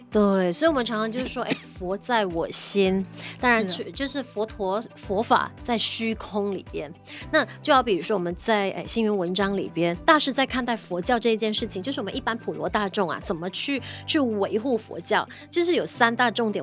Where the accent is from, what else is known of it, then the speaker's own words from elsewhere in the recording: Malaysia; 当然我们也是马来西亚人，我们肯定是马来西亚人